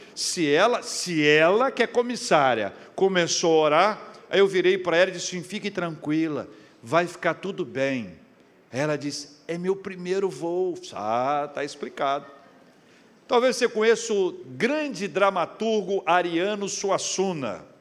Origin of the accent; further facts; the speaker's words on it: Espírito Santo, Brazil; also born or lived in Vitória / Campinas; Eu sou do Espírito Santo, capixaba